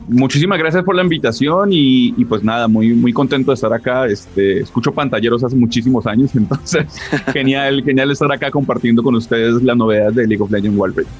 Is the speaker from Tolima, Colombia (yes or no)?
yes; Ibagué, Tolima, Colombia; yo soy de Ibagué